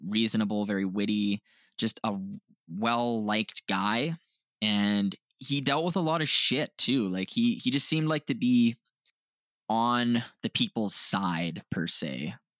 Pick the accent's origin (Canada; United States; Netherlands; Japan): Canada; we're from Canada